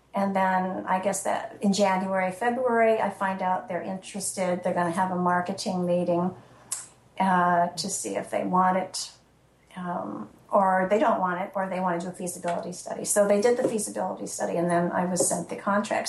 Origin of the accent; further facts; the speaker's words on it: Illinois, United States; also born or lived in Florida; now in New Hampshire, United States; my brother in Illinois, which is my home state